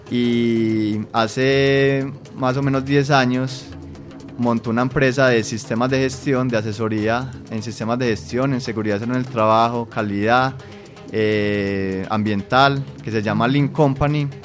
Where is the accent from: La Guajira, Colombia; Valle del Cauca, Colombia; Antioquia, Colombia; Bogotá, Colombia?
Antioquia, Colombia; Medellín; un preescolar que se llama Mundo Feliz en Robledo Aures, donde yo me crié